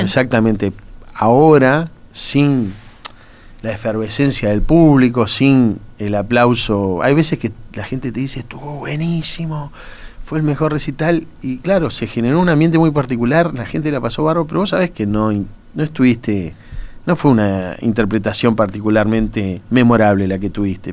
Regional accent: Uruguay; somos uruguayos

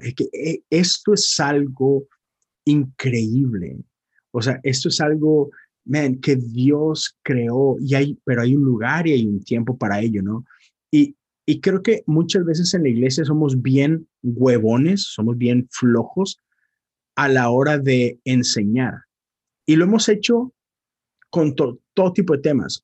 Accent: Monterrey, Nuevo León, Mexico; moved away; yo soy de Monterrey

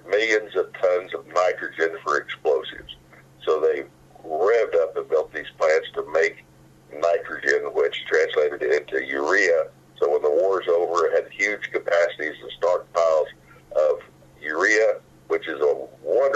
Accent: Cass County, Missouri, United States; now in Riverton, United States; I was born in Cass County, Missouri

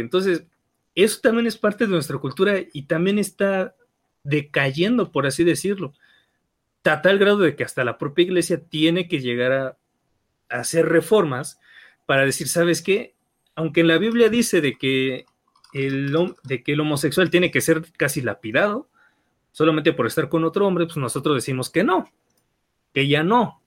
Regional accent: Mexico

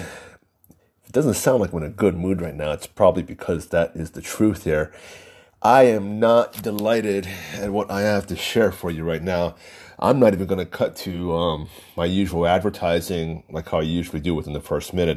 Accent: United States

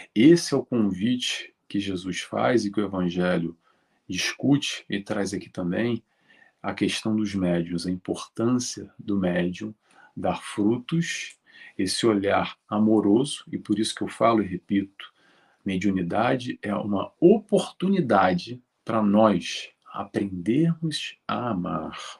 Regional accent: Rio de Janeiro, Brazil; moved away; Eu sou do Rio de Janeiro, já saí do Brasil há muito tempo

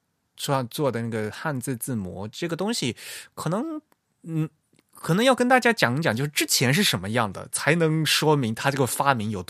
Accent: China; 并不是我们所谓的什么呃四大发明啊，我们中国人的传统啊，什么什么的

